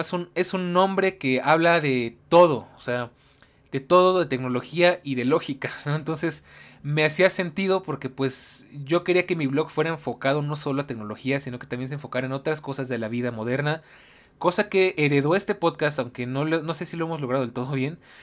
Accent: Mexico; yo soy de México.

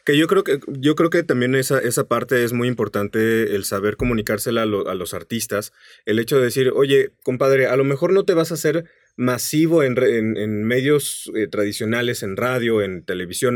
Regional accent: San Luis Potosí, Mexico; en San Luis Potosí, de donde yo soy

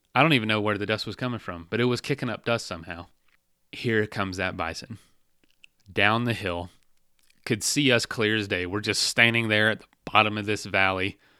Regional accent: Florida, United States; I'm from Florida

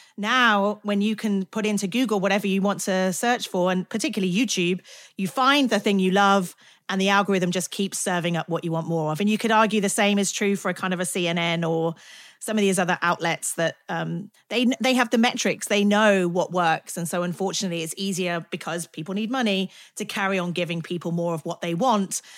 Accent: United Kingdom; I'm British

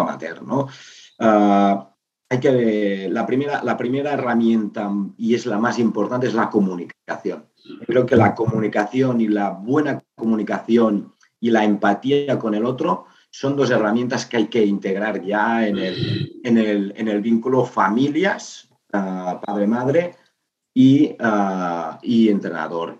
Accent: Igualada, Catalonia, Spain; yo soy de Igualada

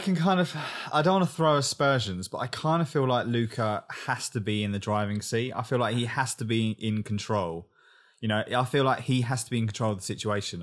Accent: England, United Kingdom; I'm English

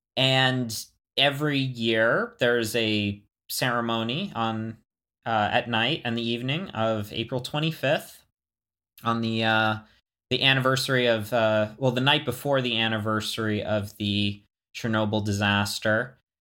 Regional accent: Florida, United States; moved away; also born or lived in the American West; growing up in Florida

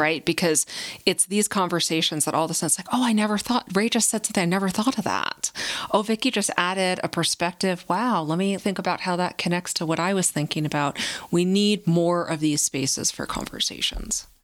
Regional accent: New Jersey, United States; now in New Mexico, United States; I didn't choose uh, to be born and raised in New Jersey

